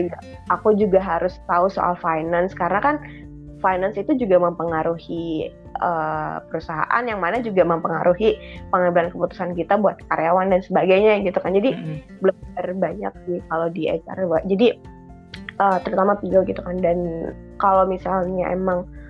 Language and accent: Indonesian; Palembang, South Sumatra, Indonesia; moved away; also born or lived in Bandung / Jakarta; aku mulainya penempatannya itu buat yang di Palembang gitu. Jadi pulang ke rumah